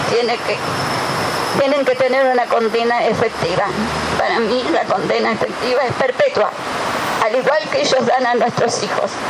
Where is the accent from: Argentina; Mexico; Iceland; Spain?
Argentina; Tigre, Buenos Aires Province; Nosotros somos de Rincón de Milva, el partido de Tigre.